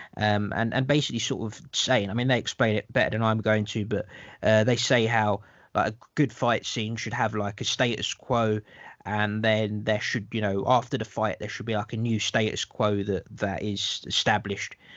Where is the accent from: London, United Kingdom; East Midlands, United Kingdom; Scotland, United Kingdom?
London, United Kingdom; I'm the Londoner, uh, just so people know that I'm the Londoner.